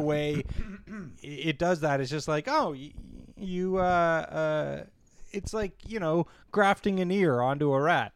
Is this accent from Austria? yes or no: no; Canada; as a Canadian